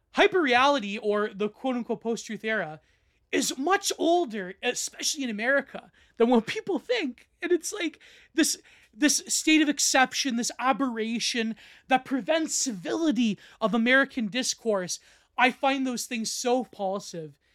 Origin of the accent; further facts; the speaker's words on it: Canada; I'm Canadian